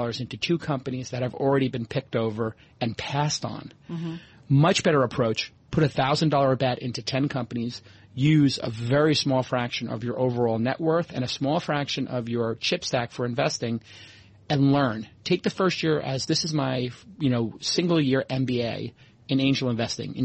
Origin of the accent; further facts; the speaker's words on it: New York, United States; moved away; also born or lived in Brooklyn / Silicon Valley; being a New Yorker